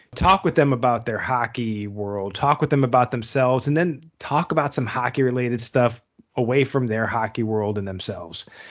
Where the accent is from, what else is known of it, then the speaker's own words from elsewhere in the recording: United States; as an American